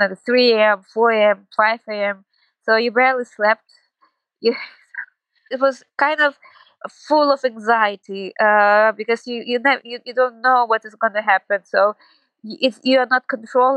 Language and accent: English; Kyiv, Ukraine; moved away as an adult; now in Krakow, Poland; I am originally from Kyiv, was born in Kyiv, and spent almost all my life there